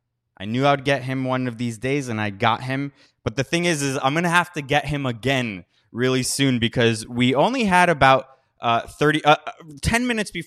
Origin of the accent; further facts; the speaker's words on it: Miami, Florida, United States; now in Washington, D.C., United States; I grew up in Miami, and there, you know, I was there for a wedding a few weeks ago, and the boom, like I felt like a tourist in the town I was born.